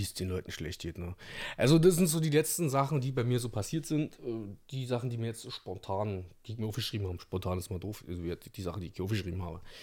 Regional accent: Brandenburg, Germany; hier bei uns in Brandenburg

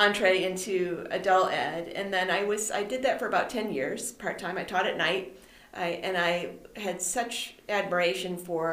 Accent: Macedon, New York, United States; also born or lived in Florida; now in Buffalo, United States; I'm from the Rochester area. I actually grew up in Macedon

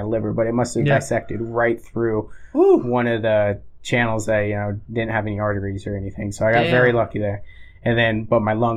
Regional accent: Florida, United States; moved away; I didn't have any family because I'm from Florida

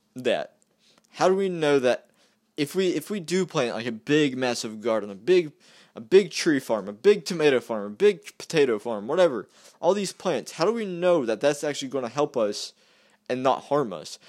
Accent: West Virginia, United States; I'm from West Virginia

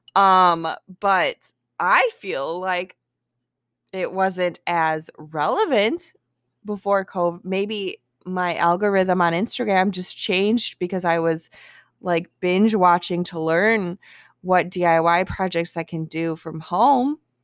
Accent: Milwaukee, Wisconsin, United States; my hometown, Milwaukee

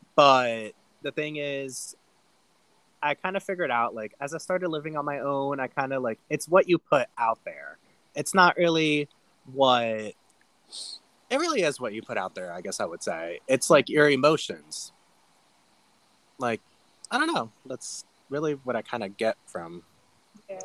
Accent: Ohio, United States; moved away as an adult; I grew up in Ohio

